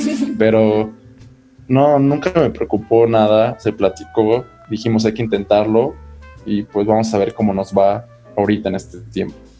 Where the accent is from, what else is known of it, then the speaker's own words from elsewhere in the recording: Mexico; Como buen mm. mexicano